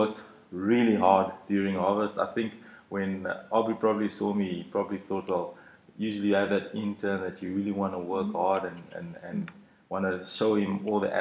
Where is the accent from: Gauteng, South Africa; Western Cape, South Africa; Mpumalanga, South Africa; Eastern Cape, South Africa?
Western Cape, South Africa; George; moved away; also born or lived in Stellenbosch; I grew up in George